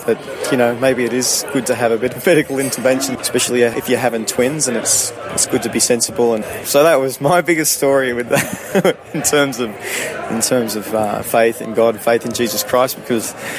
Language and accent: English; Sydney, New South Wales, Australia; moved away as an adult; also born or lived in Canada / United Kingdom / South America; I grew up in Sydney until I was about 22